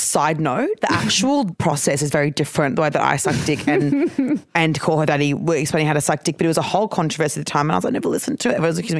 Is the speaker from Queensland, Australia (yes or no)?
yes; Queensland, Australia; accent: Queensland; is it just my Queensland accent being stronger because I've lived in Queensland still?